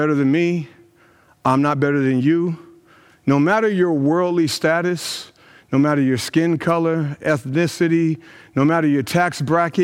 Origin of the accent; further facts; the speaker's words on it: Brownsburg, Indiana, United States; my hometown of Brownsburg, Indiana, where I've grown up